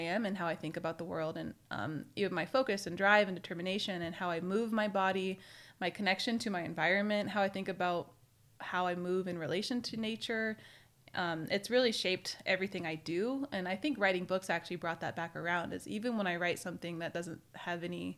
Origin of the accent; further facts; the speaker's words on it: California, United States; also born or lived in Maine; I grew up ski racing in Lake Tahoe